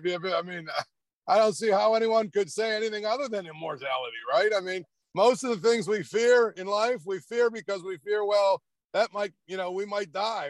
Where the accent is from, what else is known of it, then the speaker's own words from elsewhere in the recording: Trafford, Pennsylvania, United States; I'm from a small little area called Trafford. I went to Penn Trafford High School, which is right outside of Pittsburgh.